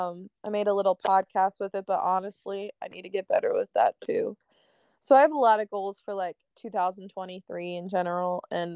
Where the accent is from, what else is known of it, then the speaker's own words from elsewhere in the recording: Philadelphia, Pennsylvania, United States; It's because I'm from Philly.